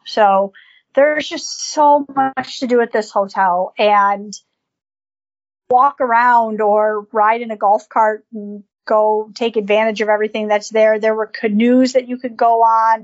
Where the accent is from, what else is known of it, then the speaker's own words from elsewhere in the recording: Buffalo, New York, United States; growing up in Buffalo and and the cold and the snow